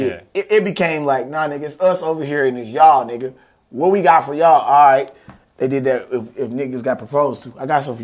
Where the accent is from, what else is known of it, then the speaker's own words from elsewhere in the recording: Texas, United States; I'm from Texas